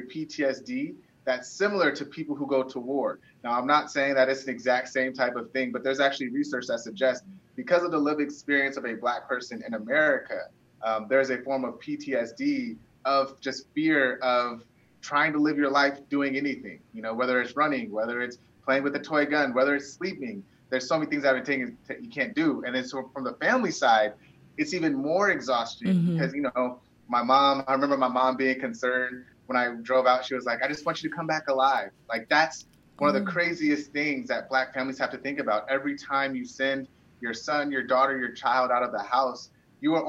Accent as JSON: {"language": "English", "town": "Chicago", "region": "Illinois", "country": "United States", "tie": "born or raised there", "said": "I was born in Chicago"}